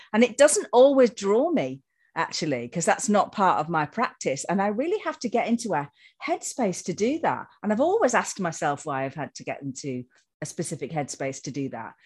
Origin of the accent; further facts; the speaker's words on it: Yorkshire and the Humber, United Kingdom; growing up in Yorkshire, growing up with the woods